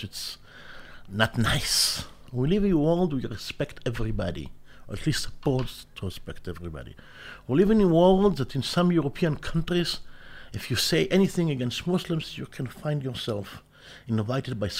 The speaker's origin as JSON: {"language": "English", "country": "Israel", "tie": "born or raised there", "said": "I was born in Israel"}